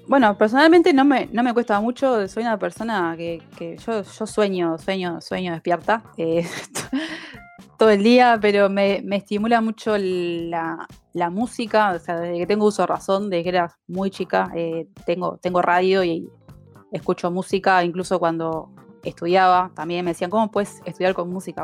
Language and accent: Spanish; Uruguay; Hoy en Uruguay somos, las mujeres representamos el 30% de la fuerza laboral en IT